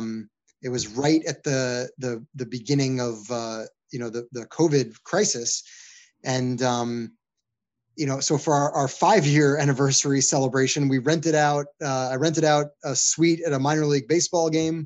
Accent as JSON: {"language": "English", "region": "New York", "country": "United States", "tie": "born or raised there", "said": "my hometown in New York"}